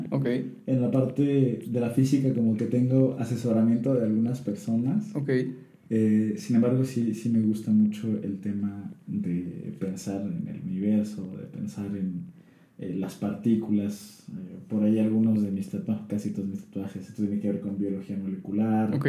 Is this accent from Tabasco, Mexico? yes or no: yes; Tabasco, Mexico; born there; now in Tlaxcala, Mexico; Nací en Tabasco, vivo en Tlaxcala desde hace nueve años. Me ha acogido Tlaxcala.